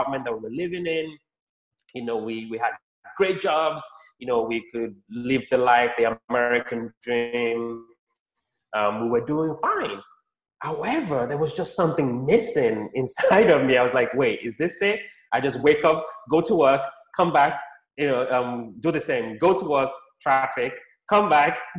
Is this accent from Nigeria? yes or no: yes; Nigeria; also born or lived in London, United Kingdom; now in United States; I was born in Nigeria, lived in the UK, London, UK for a bit, about 10 years. And now I live in the United States